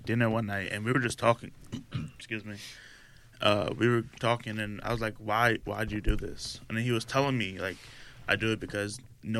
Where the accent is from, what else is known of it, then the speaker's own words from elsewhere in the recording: New York City, New York, United States; I'm from Far Rockaway.